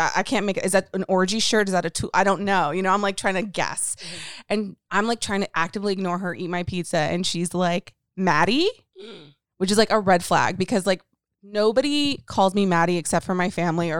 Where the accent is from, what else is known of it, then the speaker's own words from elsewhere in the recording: Dallas, Texas, United States; moved away; I'm from Texas. I'm from Dallas, you know, the hometown